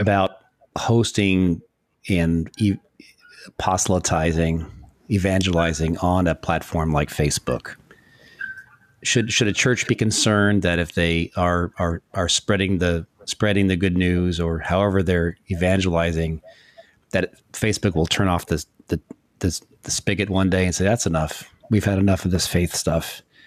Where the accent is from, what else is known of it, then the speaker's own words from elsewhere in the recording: New York, United States; also born or lived in Florida; We're both, uh, New Yorkers